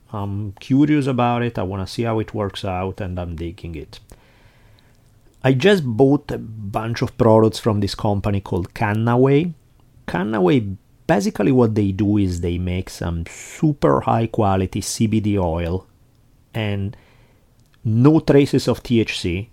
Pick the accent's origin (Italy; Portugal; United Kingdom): Italy; also born or lived in Milan; now in United States; growing up in Italy